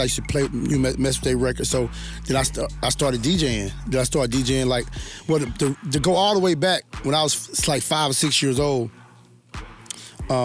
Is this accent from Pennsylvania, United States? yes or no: no; Hattiesburg, Mississippi, United States; moved away as an adult; also born or lived in Houston / Dallas; now in Atlanta, United States; my hometown of Hattiesburg